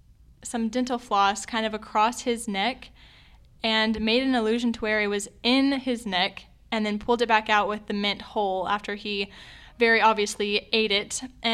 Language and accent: English; Alabama, United States; moved away; I'm from Alabama